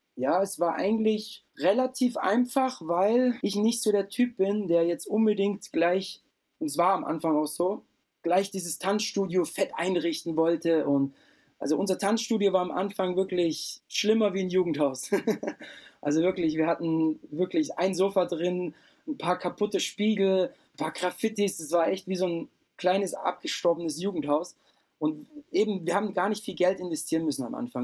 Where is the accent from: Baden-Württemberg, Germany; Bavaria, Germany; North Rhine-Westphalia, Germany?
Bavaria, Germany; Lindau; also born or lived in Austria; bei uns unten am Bodensee gab es einen fetten Club